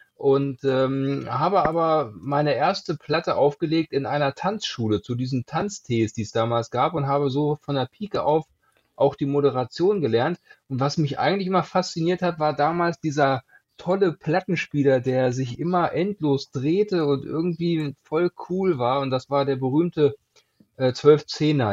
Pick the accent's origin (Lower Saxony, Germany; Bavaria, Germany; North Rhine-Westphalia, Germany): Lower Saxony, Germany; Hanover; komme aus dem äh, Hannover, habe deshalb auch keinen Dialekt